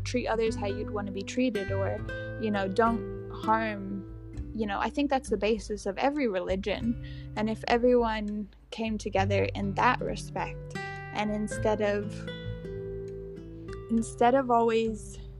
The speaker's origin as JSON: {"language": "English", "region": "England", "country": "United Kingdom", "said": "But I'm English, so I say food."}